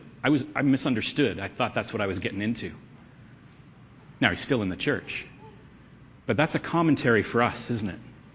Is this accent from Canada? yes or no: yes; Canada; we're Canadians. And that we're Christians. We're Canadian Christians